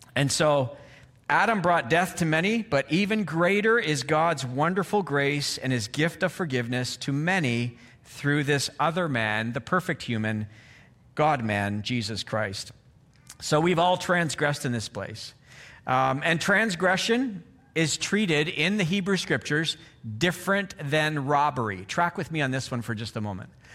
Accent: Canada; moved away; I'm from Canada

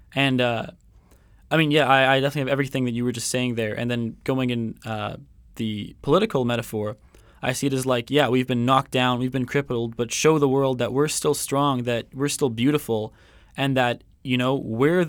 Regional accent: Coquitlam, British Columbia, Canada; I'm from Vancouver, um, Coquitlam actually

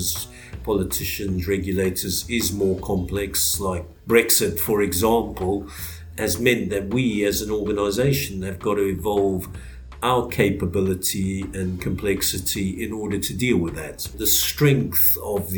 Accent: Zimbabwe; also born or lived in South Africa; now in United Kingdom; born and bred in Zimbabwe, spent 10 years in South Africa and then moved over to the UK.

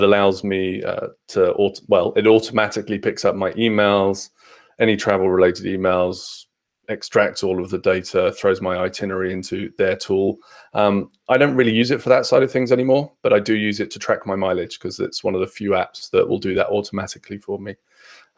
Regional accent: Fareham, South East England, United Kingdom; moved away as an adult; now in Bournemouth, United Kingdom; So I'm originally from Hampshire, in a place called Fareham, which is between Portsmouth and Southampton for the first 18 years of my life

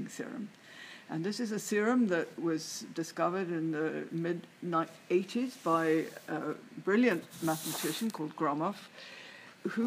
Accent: Edinburgh, Scotland, United Kingdom; moved away as an adult; also born or lived in London / Cambridge; I was born in London and grew up in Edinburgh, where I spent the first 20 years or so of my life.

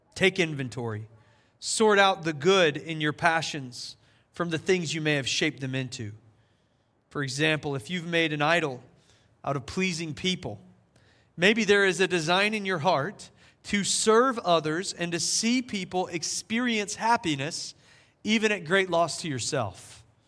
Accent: South Carolina, United States; now in Asheville, United States; We learned it in high school when I was growing up in South Carolina.

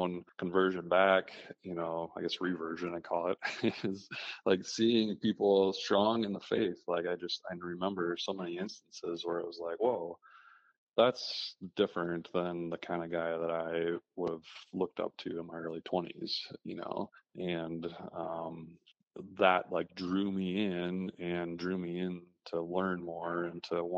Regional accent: Minnesota, United States; I grew up in Minnesota

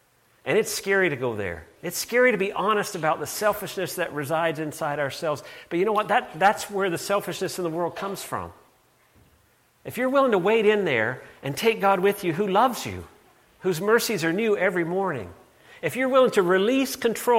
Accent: Canada; I'm Canadian too, which tempers this a bit

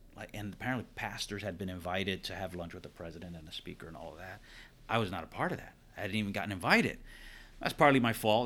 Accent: New Jersey, United States; moved away; I was from Jersey area

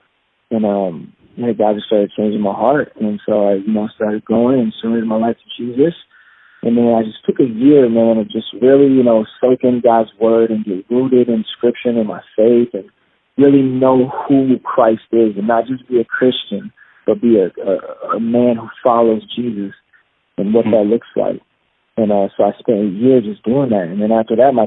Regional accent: Kalamazoo, Michigan, United States; I was born in Kalamazoo, Michigan, and my dad is Jamaican. My mom is white, and so I'm half Jamaican. And I grew up, you know, normal kid

